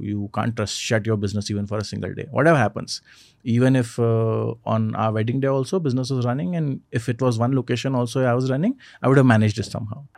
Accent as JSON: {"language": "English", "town": "Indore", "region": "Madhya Pradesh", "country": "India", "tie": "born or raised there", "moved": "yes", "lives_now": "Bangalore, India", "said": "my hometown in Indore"}